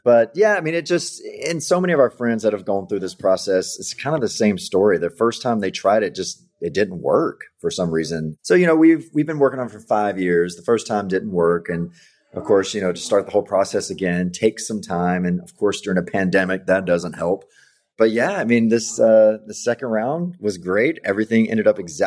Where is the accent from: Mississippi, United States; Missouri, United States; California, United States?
Mississippi, United States; I grew up in Mississippi, so family is your life. You don't really look outside your little town